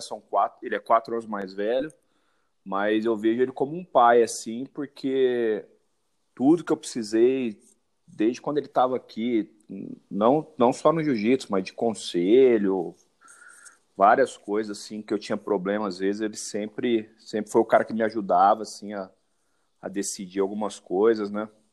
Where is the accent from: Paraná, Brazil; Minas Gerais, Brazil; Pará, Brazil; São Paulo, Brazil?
São Paulo, Brazil; Ribeirão Preto; sou de Ribeirão Preto